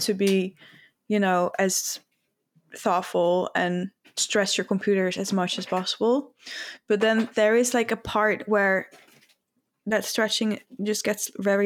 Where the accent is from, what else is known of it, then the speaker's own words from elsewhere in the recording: Netherlands; English is a second language; in the Netherlands, I think it's this company that's in my hometown